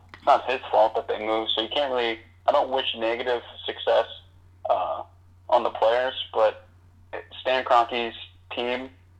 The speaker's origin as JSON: {"language": "English", "town": "St. Louis", "region": "Missouri", "country": "United States", "said": "That's where I'm from. I'm from St. Louis."}